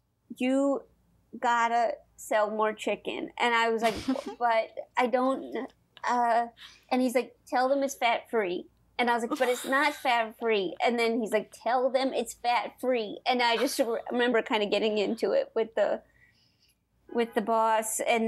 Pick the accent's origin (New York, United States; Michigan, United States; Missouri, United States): Missouri, United States; St. Louis; St. Louis.